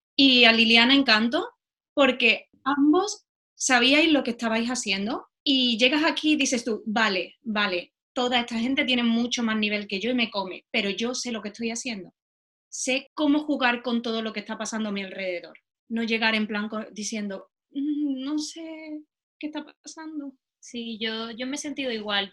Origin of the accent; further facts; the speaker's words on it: Spain; accent: Spanish; moved away as an adult; now in London, United Kingdom; Yo tengo acento español